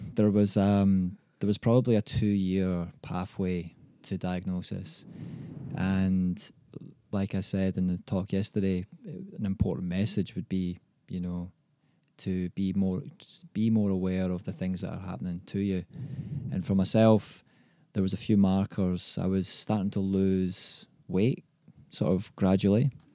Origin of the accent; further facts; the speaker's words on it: Scotland, United Kingdom; now in Australia; growing up in Scotland